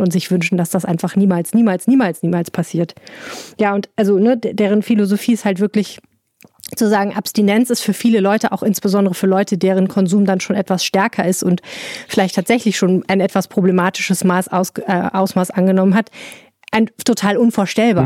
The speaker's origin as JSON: {"language": "German", "country": "Germany", "said": "als Deutscher"}